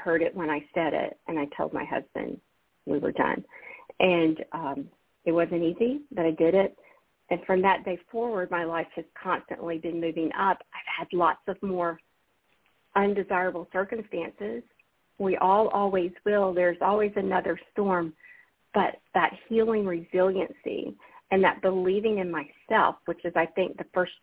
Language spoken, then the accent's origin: English; Alabama, United States; moved away; I'm from Alabama originally, Susun. I grew up in the Bible Belt